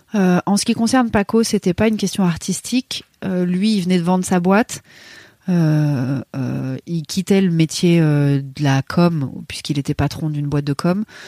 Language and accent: French; Paris, Île-de-France, France; moved away as an adult; en tant que parisienne